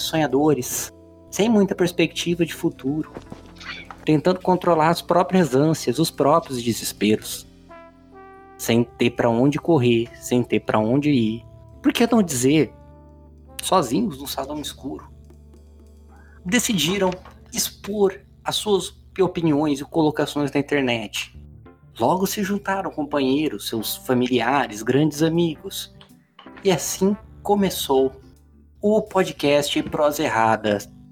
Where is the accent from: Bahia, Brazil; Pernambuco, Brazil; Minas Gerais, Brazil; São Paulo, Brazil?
São Paulo, Brazil; Bauru; nós três somos de Bauru